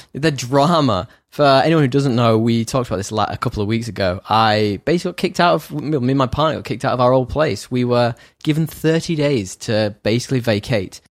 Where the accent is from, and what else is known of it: United Kingdom; now in Sydney, Australia